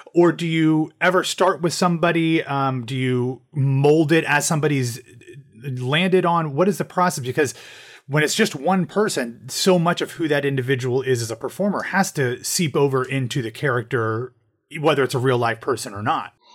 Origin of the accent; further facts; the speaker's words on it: Ohio, United States; moved away as an adult; now in Orlando, United States; I'm, I'm originally from Ohio and from the Midwest, so about, uh, eight years ago, I moved to Orlando